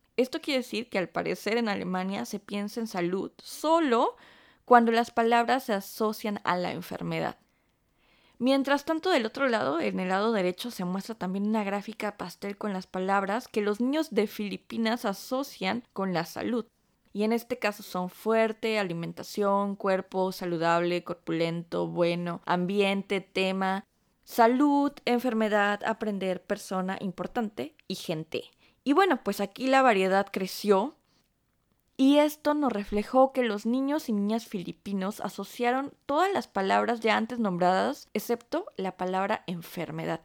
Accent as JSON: {"language": "Spanish", "country": "Mexico", "moved": "yes", "lives_now": "Stuttgart, Germany", "said": "nuestro nombre como mexicanas"}